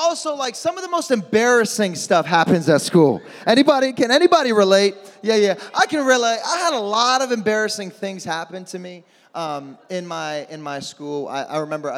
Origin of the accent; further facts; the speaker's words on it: Midwest, United States; moved away; I'm from the Midwest. I'm used to blizzards and snowstorms and all